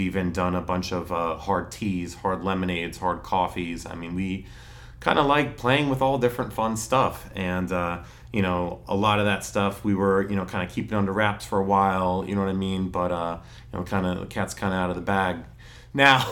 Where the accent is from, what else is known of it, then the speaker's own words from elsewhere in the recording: New Tripoli, Pennsylvania, United States; also born or lived in Emmaus; I grew up out in New Tripoli, went to Northwestern Lehigh